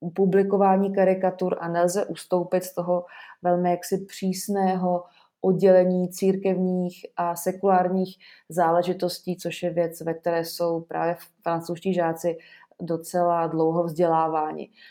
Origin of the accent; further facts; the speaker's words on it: Czechia; my jako Češi